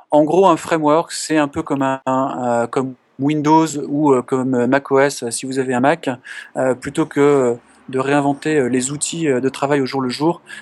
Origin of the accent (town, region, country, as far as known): France